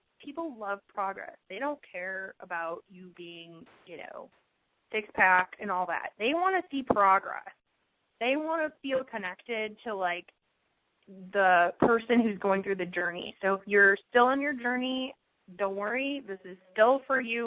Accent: Chicago, Illinois, United States; now in Arizona, United States; I'm from Chicago. We moved to Arizona

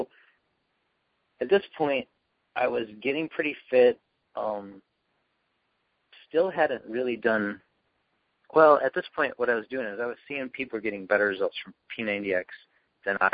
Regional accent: Dallas, Texas, United States; from Dallas

